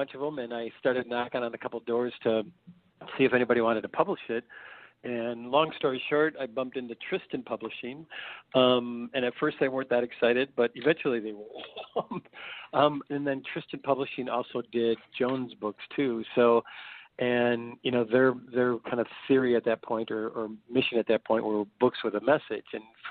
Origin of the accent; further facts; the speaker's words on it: Fond du Lac, Wisconsin, United States; I was born in Fond du Lac, Wisconsin